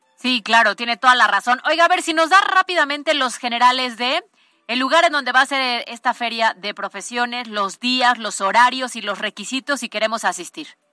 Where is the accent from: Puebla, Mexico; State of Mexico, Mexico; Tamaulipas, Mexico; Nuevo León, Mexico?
Puebla, Mexico; somos poblanos y aquí hay mucha cosa bonita